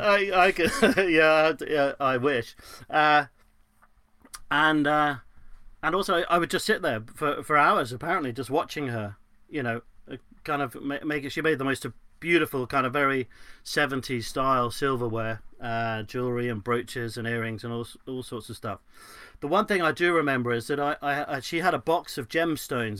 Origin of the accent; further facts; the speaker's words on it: London, United Kingdom; I was brought up in West London